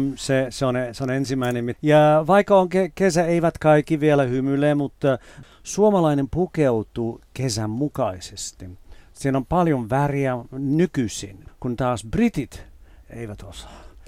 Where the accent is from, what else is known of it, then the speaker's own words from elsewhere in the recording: United Kingdom; moved away as an adult; now in Finland; kun mä olin nuori ja asuin vielä siellä